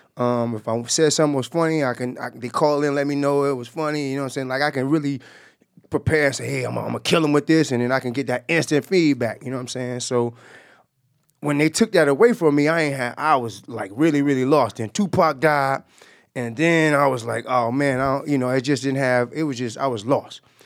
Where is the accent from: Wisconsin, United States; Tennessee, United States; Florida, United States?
Florida, United States; Jacksonville; we grew up together. We, we, uh, we from the same block. Um, you know, he's from Myrtle Avenue. I'm from Moncrief.